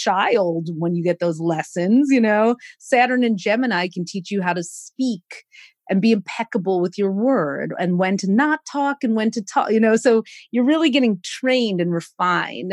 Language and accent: English; Detroit, Michigan, United States; we have this like steak and potatoes side of us with a good glass of red wine from growing up in Detroit, Michigan